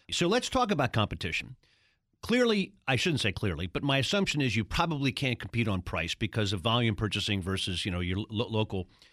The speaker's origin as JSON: {"language": "English", "town": "Baltimore", "region": "Maryland", "country": "United States", "tie": "born or raised there", "said": "in Baltimore? My hometown?"}